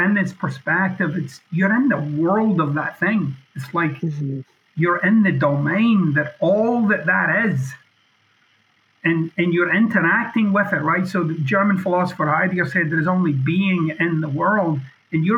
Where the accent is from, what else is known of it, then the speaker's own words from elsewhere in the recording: Scotland, United Kingdom; I'm being boldly Scottish